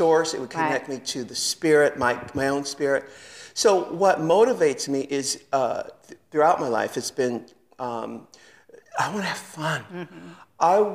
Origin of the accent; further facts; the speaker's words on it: San Diego, California, United States; also born or lived in New York; now in Los Angeles, United States; I'm from San Diego